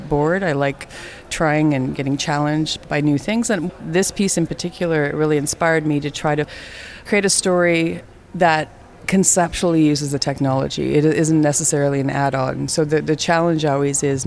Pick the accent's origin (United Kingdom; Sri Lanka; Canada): Canada; Fort Frances, Ontario; I'm Métis from Fort Frances, Ontario, Canada